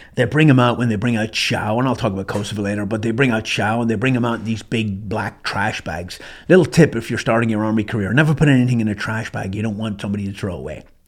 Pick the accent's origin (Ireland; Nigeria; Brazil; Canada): Ireland; moved away as an adult; also born or lived in Germany; I walked in that morning as a Irish citizen, green card holder, and I walked out as a U S citizen